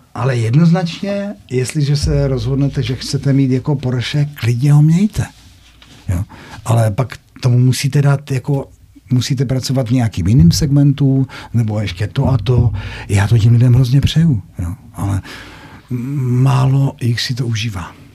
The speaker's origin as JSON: {"language": "Czech", "region": "North Moravia", "country": "Czechia", "said": "Tam u nás na Severní Moravě"}